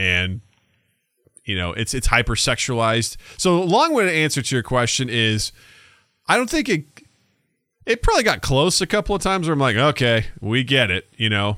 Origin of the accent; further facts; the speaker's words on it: United States; our perspective as Americans